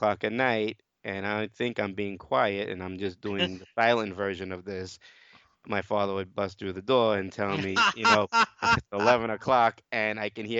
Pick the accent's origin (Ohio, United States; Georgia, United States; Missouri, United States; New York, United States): New York, United States; Brooklyn; Well, like I said, I'm from Brooklyn, New York. I'm 47 years old. I have a family here down here in Brooklyn.